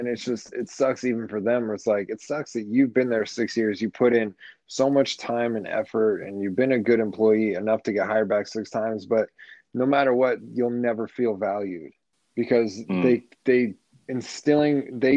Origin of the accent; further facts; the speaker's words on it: Las Vegas, Nevada, United States; also born or lived in Arizona; I've been here since I can remember. Since, like, second or third grade, something like that.